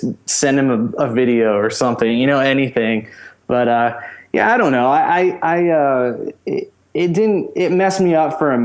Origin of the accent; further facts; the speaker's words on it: Pensacola, Florida, United States; I grew up in Pensacola, Florida.